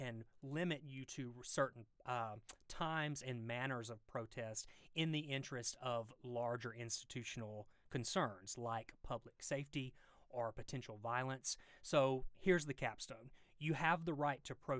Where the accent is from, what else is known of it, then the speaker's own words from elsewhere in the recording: Mississippi, United States; accent: deep Southern; now in Georgia, United States; when I practiced law in Mississippi, which you can probably tell from the deep Southern accent